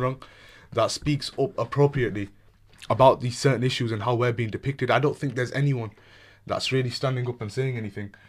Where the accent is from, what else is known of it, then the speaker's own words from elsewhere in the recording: England, United Kingdom; British Pakistani, born here, born, raised here, proud British Pakistani